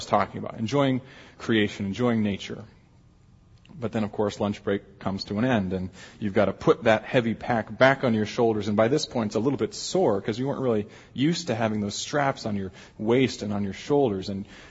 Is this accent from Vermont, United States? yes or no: no; Alaska, United States; now in Chicago, United States; I'm from Alaska.